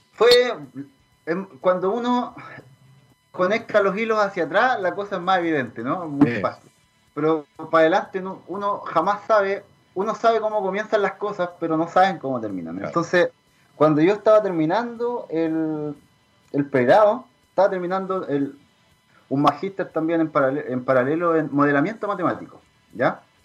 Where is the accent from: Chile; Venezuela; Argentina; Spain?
Chile; southern Chile; also born or lived in Trento, Italy; nosotros somos de acá del sur, somos chilenos